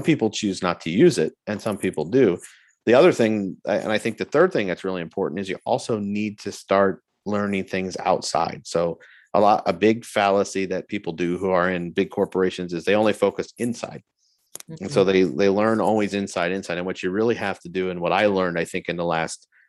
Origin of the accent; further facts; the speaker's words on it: Florida, United States; moved away as an adult; also born or lived in Alabama / Germany; I grew up in Florida